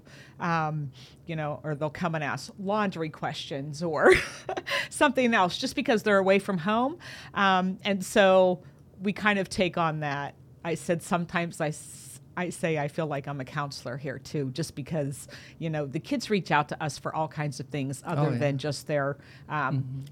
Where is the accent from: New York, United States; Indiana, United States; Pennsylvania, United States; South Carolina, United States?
Pennsylvania, United States; DuBois; also born or lived in California; Moved here when I was in third grade, so this has kind of been home for me